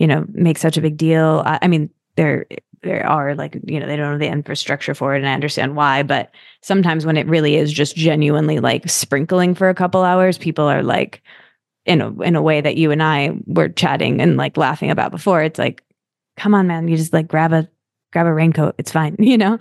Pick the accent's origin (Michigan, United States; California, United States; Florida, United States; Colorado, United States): Michigan, United States; East Lansing; also born or lived in New York; I'm from East Lansing, so I grew up there and I went to school there too